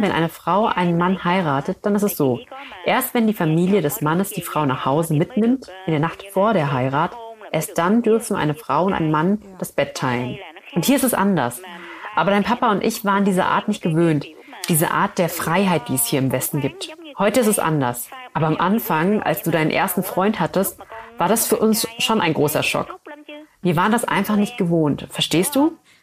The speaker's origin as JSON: {"language": "German", "country": "Vietnam", "tie": "born or raised there", "moved": "yes", "lives_now": "Germany", "said": "Ich bin ja in Vietnam geboren"}